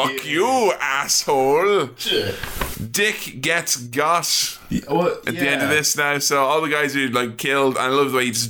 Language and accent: English; Ireland; I'm Irish.